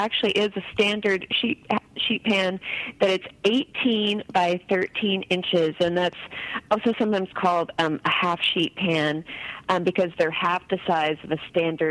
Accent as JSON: {"language": "English", "town": "Berkeley", "region": "California", "country": "United States", "tie": "born or raised there", "also_born_or_lived": "Indiana", "said": "I was born in Berkeley."}